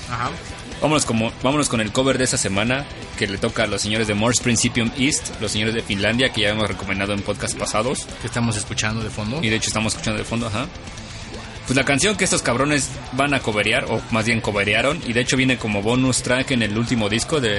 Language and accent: Spanish; Mexico; aquí en México apoyamos chingón a la banda.